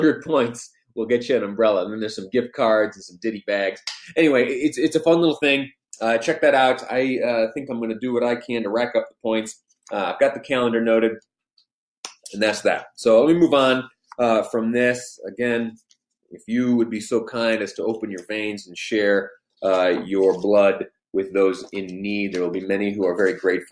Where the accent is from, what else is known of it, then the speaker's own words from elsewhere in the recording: New York, United States; now in Utah, United States; I did some of my growing up in New York State, where things are vastly different